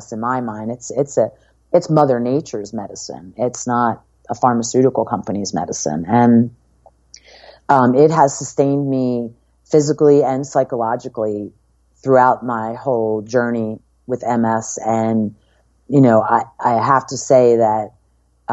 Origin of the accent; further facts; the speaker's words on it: Philadelphia, Pennsylvania, United States; moved away as an adult; also born or lived in Ocean City, New Jersey; now in Los Angeles, United States; I grew up in Philadelphia area, and I'm 100% Italian